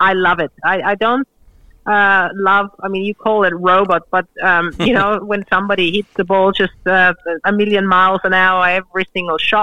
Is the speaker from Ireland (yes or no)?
no; Australia; being an Australian